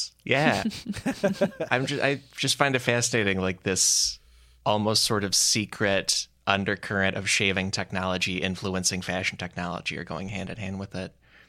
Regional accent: Chicago, Illinois, United States; I grew up in Chicago, but I never learned the British accent, you know?

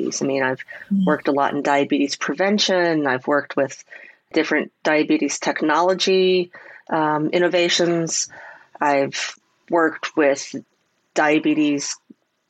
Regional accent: Pittsburgh, Pennsylvania, United States; I was born and raised in Pittsburgh

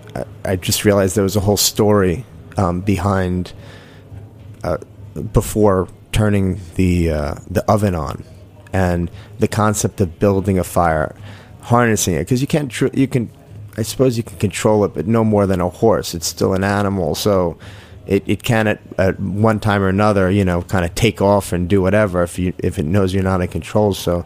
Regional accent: Jericho, New York, United States; I started off in, I guess you'd say, Syringtown, and then after my parents got divorced, we moved to Jericho.

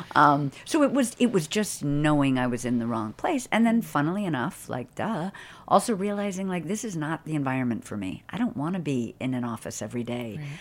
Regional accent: Boston, Massachusetts, United States; I grew up in Boston

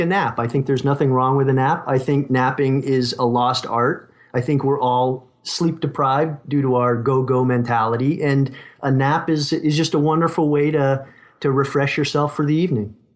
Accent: Connecticut, United States; now in Southern California, United States; I grew up in Connecticut

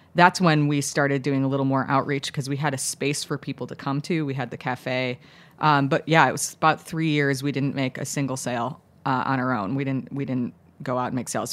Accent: Chicago, Illinois, United States; now in New York, United States; I grew up in the suburbs of Chicago

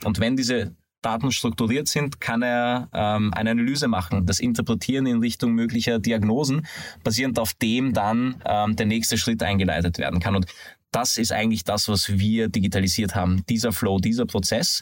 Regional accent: Hungary; moved away; bin aber ein gebürtiger Ungar

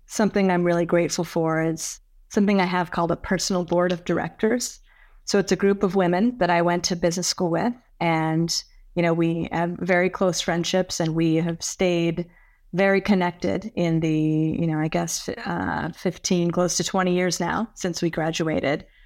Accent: California, United States; now in Westchester County, United States; I grew up in California

